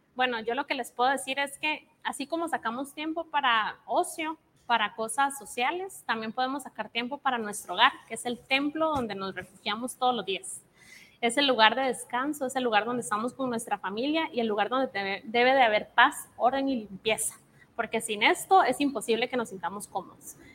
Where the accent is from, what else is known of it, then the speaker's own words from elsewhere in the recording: Costa Rica; moved away as an adult; now in Guatemala; Yo soy costarricense. Entonces, hace tres me vine a vivir a Guate